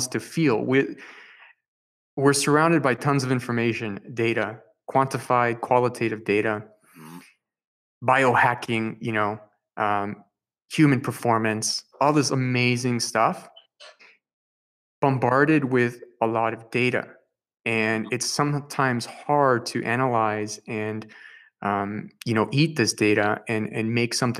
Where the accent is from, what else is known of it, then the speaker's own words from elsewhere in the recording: Peru; I speak Spanish. I'm from Peru.